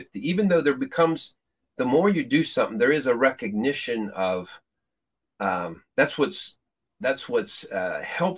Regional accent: Peru; moved away; I grew up in Peru, South America

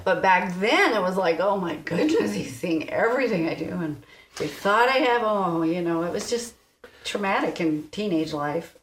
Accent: East Coast, United States; I grew up on the East Coast

